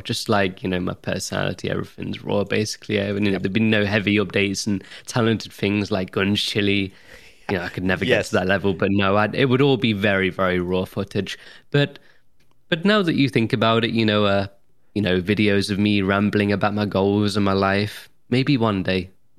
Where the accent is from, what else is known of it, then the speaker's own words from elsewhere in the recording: Nottingham, East Midlands, United Kingdom; but I'm well-spoken for a Nottinghamshire lad. Very well-spoken. Whenever I go into town, I've lived in Nottingham all my life, and I get